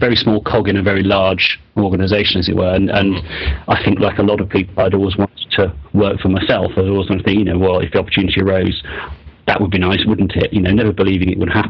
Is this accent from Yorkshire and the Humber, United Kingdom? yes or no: no; Cambridge, East of England, United Kingdom; moved away; also born or lived in Leeds / Singapore; my sort of formative years as a secondary school student and in sixth form were really spent in Cambridge, which was, I have to say, a really nice place to grow up